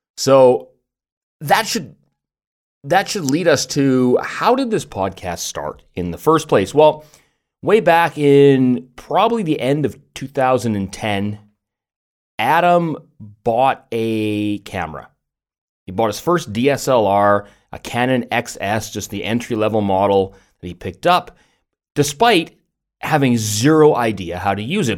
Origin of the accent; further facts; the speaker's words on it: Vancouver, British Columbia, Canada; I'm from Vancouver, Canada